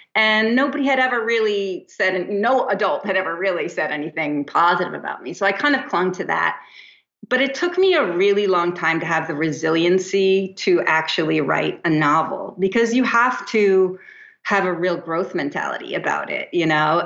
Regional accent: New Jersey, United States; also born or lived in East Hampton, New York; now in Santa Monica, United States

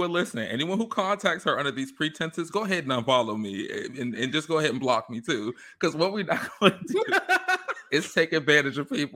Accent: England, United Kingdom; I mean, then and again, I'm an English girl, so I don't know.

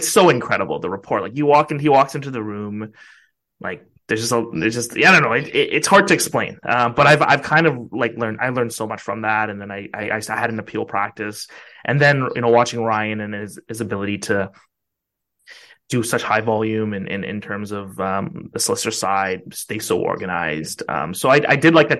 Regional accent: Vancouver, British Columbia, Canada; also born or lived in Ottawa; I was from Vancouver

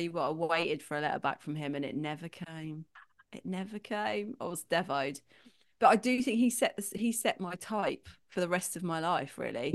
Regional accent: London, United Kingdom; 'cause I'm from London, grew up in London

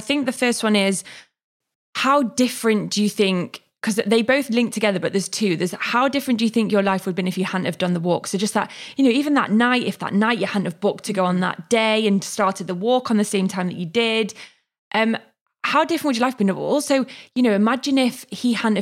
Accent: the North, the north of England, United Kingdom; moved away; also born or lived in London; I'm from the North. We're a bit more friendly

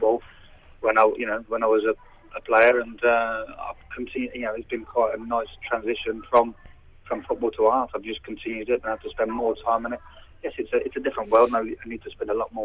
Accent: Redditch, West Midlands, United Kingdom; accent: Brummie; I was born in Redditch, which is the Midlands anyway

